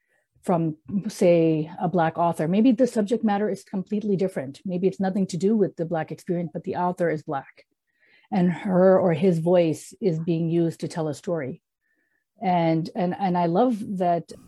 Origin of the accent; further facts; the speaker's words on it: Canada; moved away; I grew up in Canada